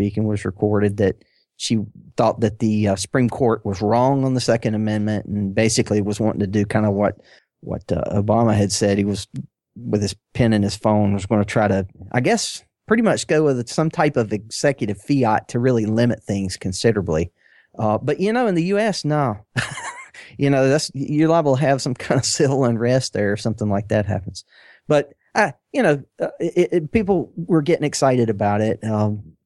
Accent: United States; accent: New England, New York; New England. New York accent.

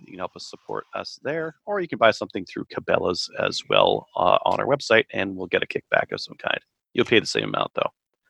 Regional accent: Georgia, United States; if the Democrats actually win the 2 Senate seats up for grabs in my home state of Georgia.

